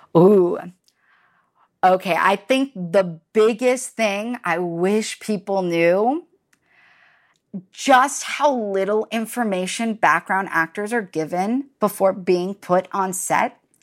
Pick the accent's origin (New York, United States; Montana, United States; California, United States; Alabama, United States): California, United States; Los Angeles; I'm one of the few, the proud, the weirdos that was born and raised in LA and stayed here.